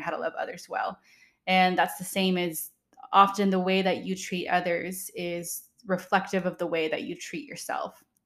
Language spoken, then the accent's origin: English; Redlands, California, United States; my hometown, Redlands, California